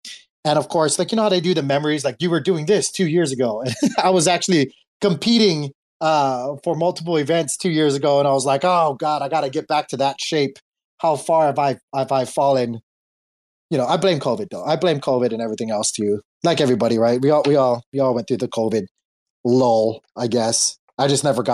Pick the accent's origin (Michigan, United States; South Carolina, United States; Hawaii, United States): Hawaii, United States; moved away; I was born and raised in Hawaii. I'm an island boy.